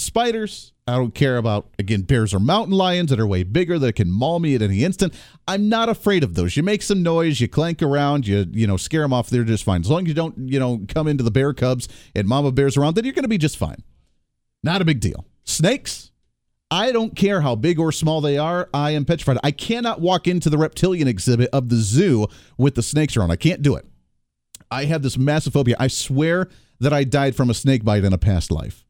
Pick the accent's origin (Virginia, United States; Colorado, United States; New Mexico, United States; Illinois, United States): Colorado, United States; moved away; I grew up in Colorado.